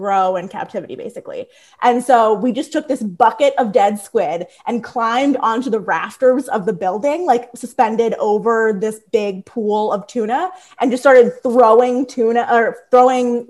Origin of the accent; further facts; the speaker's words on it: Bensalem, Warrington, Doylestown, Pennsylvania, United States; accent: Philly; I grew up in Bensalem, and then Warrington, and then Doylestown